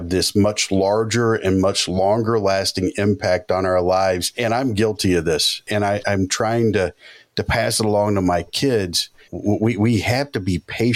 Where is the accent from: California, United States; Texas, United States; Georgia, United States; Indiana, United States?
Georgia, United States; I grew up in Georgia